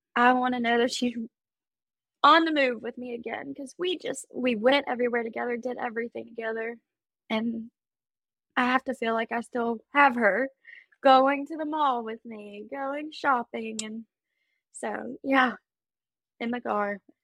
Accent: Travelers Rest, South Carolina, United States; I'm from Traveler's Rest, South Carolina.

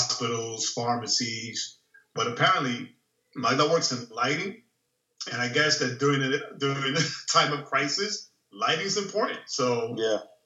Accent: New York, United States; now in Florida, United States; I'm from New York

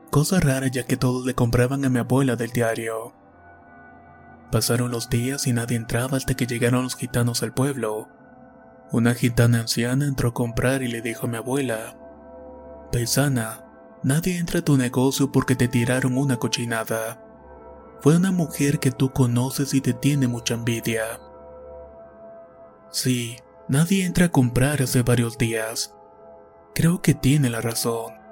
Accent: Chile; Soy de Chile y vivo en la ciudad más austral del mundo, mejor conocida como Punta Arenas.

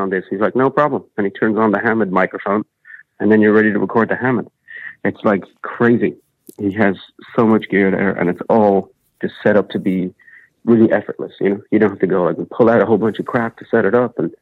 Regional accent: Ireland; I'm Irish

